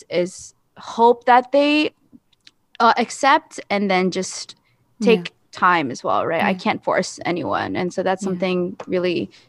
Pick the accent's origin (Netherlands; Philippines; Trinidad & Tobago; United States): Philippines; my experience, you know, being a Filipino itself, I think there's a lot of obsession with um, image